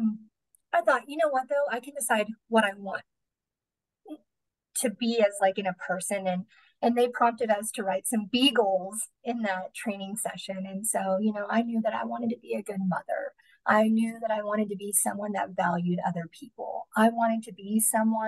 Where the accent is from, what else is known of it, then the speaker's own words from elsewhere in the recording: Midland, Texas, United States; now in Odessa, United States; I grew up in Midland. We live here in Odessa now